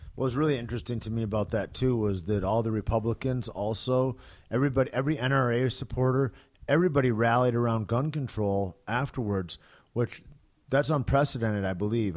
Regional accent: United States; as an American that's been in sports for fucking a couple of decades

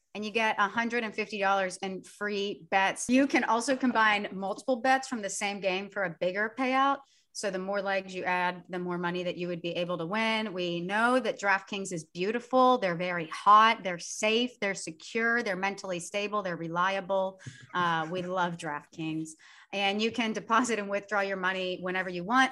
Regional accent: United States; I'm American

